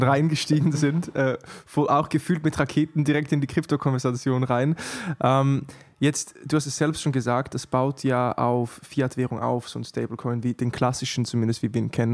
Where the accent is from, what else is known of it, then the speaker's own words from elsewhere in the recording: Switzerland; ich bin Schweizer gebürtig